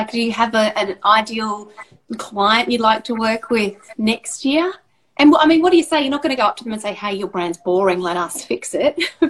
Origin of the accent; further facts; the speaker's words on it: Queensland, Australia; as a Queenslander